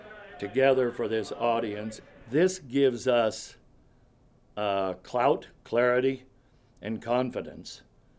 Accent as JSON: {"language": "English", "town": "Winnemucca", "region": "Nevada", "country": "United States", "tie": "born or raised there", "said": "from Winnemucca, Nevada, proud to be a Humboldt County native."}